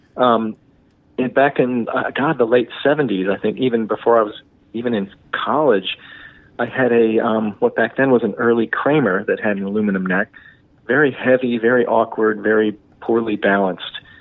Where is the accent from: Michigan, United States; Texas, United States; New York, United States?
Michigan, United States; Detroit; growing up in the Detroit